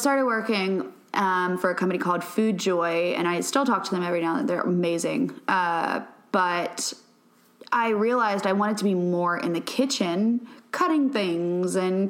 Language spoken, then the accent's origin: English; Louisiana, United States; moved away; But I moved here from Louisiana. I grew up cooking